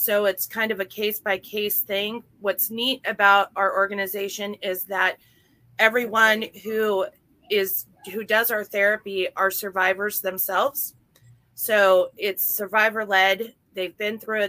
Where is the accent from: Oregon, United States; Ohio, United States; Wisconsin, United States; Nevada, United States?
Oregon, United States